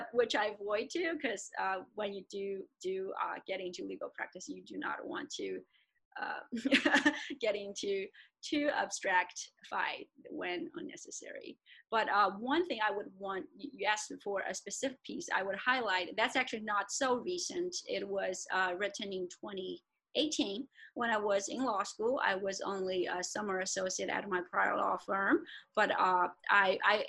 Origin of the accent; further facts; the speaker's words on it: China; moved away; I grew up in China and I also have a lot of connections there